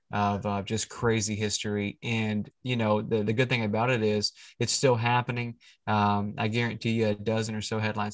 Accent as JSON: {"language": "English", "region": "Central Florida", "country": "United States", "tie": "born or raised there", "said": "I was born and raised in Central Florida"}